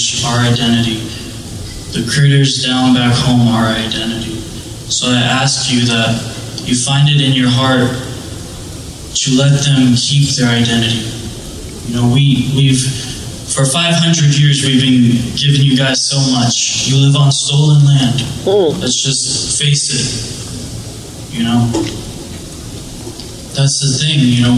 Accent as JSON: {"language": "English", "town": "Miami", "region": "Florida", "country": "United States", "said": "I'm from Miami, Florida."}